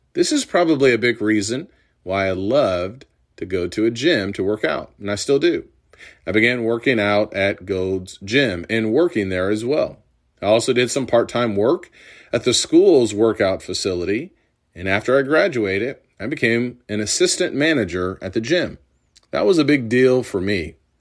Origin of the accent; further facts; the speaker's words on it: Urbana, Illinois, United States; The University of Illinois was in my hometown of Urbana.